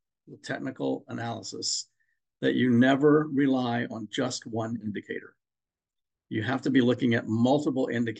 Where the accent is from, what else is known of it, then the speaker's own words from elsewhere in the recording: Maryland, United States; I'm from Maryland